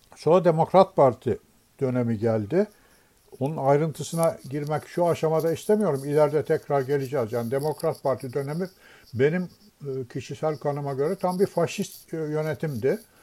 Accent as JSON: {"language": "Turkish", "region": "Istanbul", "country": "Turkey", "tie": "born or raised there", "said": "biz Beşiktaş'ta oturuyorduk"}